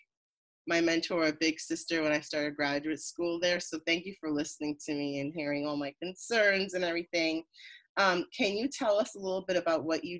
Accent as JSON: {"language": "English", "town": "New York City", "region": "New York", "country": "United States", "said": "I'm from Queens, New York"}